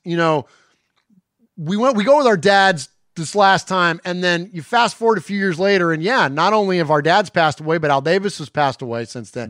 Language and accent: English; San Jose, California, United States; Sonny and I are from the Bay Area. We're from San Jose, California originally